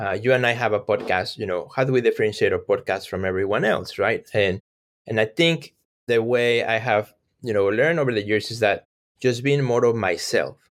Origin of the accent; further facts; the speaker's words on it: Mexico; English is a second language; moved away; I grew up in Mexico, so English is my second language.